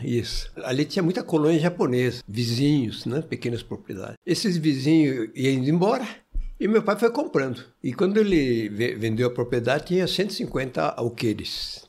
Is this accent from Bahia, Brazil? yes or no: no; Martinópolis, São Paulo, Brazil; Eu nasci em Martinópolis, perto do Presidente Prudente ali, uma cidade, hoje deve ter uns 25 mil habitantes.